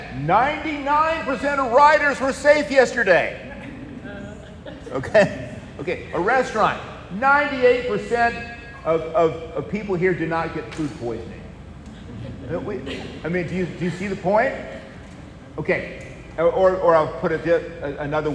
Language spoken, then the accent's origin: English; Savannah, Georgia, United States; I was raised in Savannah, Georgia, and especially in high school